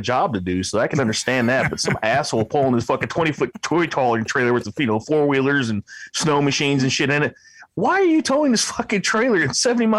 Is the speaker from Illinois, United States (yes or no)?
yes; Illinois, United States; now in Alaska, United States; in the background is where I grew up there in Illinois.